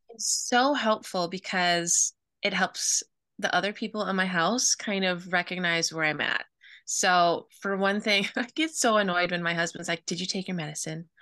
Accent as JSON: {"language": "English", "region": "Midwest", "country": "United States", "tie": "born or raised there", "said": "I grew up in the Midwest"}